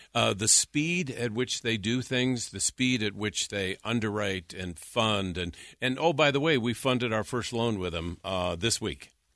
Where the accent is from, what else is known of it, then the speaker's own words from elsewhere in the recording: North Dakota, United States; moved away as an adult; also born or lived in California; I'm not from California. I'm from North Dakota